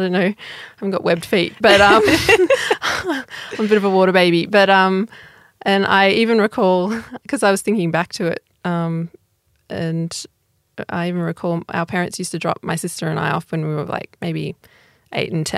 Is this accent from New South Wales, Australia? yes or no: no; Toowoomba, Queensland, Australia; I grew up in Toowoomba in Queensland.